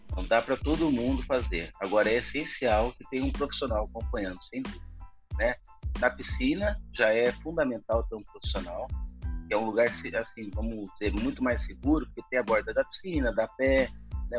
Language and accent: Portuguese; Campinas, São Paulo, Brazil; E mesmo no interior de São Paulo, sou de Campinas